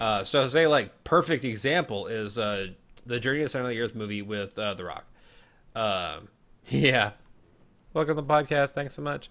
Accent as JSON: {"language": "English", "region": "Minnesota", "country": "United States", "said": "I'm from Minnesota"}